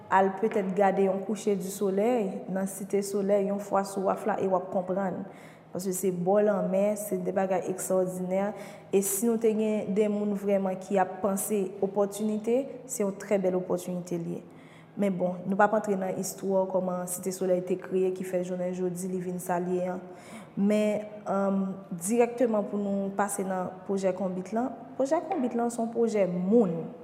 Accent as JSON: {"language": "Haitian Creole", "town": "Cité Soleil", "region": "Ouest", "country": "Haiti", "tie": "born or raised there", "said": "Donk, tout priorite an se site solei. Se la ki, ki, ki, ke m fet, se la m grandi"}